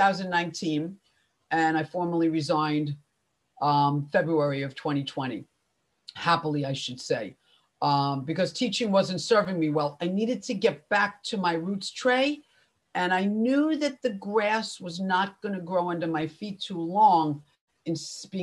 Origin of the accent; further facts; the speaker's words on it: Long Island, New York, United States; also born or lived in Spain; I'm from New York, everyone, if you can't tell by my accent, Long Island to be specific